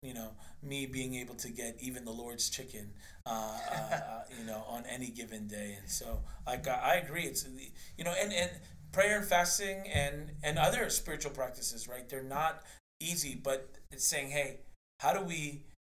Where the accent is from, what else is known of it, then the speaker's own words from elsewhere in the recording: New York, United States; also born or lived in Philadelphia; now in Seattle, United States; I am from New York